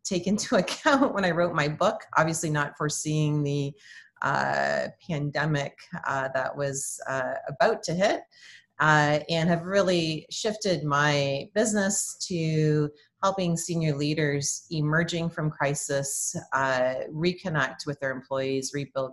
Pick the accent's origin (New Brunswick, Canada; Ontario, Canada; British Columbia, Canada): Ontario, Canada; Windsor; moved away as an adult; also born or lived in Birmingham, Michigan / Oklahoma; now in Oklahoma City, United States; I'm actually a Canadian, temporarily transplanted here in Oklahoma